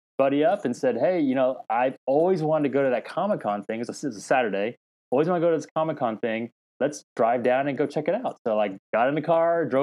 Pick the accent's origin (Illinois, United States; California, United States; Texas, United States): Texas, United States; Dallas; I was born in Dallas, Texas. My parents immigrated here before I was from Korea a year before I was born. So I actually grew up in Texas, and that's where kind of home is for me